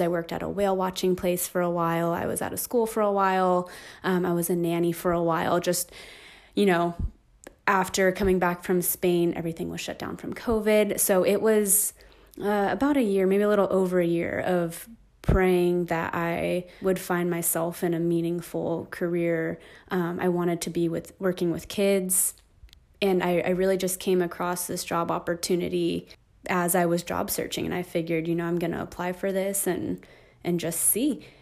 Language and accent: English; Hesperia, California, United States; also born or lived in Aliso Viejo, California; I grew up in Hesperia, California, so in the high desert, um, in the Inland Empire. Um, and I was there, um, till I was eighteen